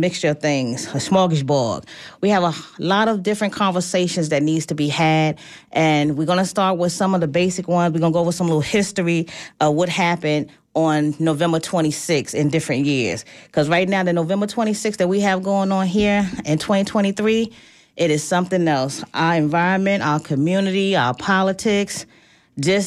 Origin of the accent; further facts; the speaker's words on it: New York, United States; I'm from New York